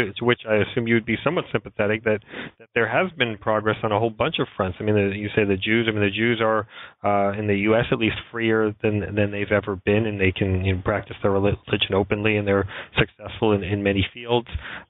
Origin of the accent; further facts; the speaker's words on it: New York, United States; when I was growing up in New York, you could not walk in Central Park in the day or the night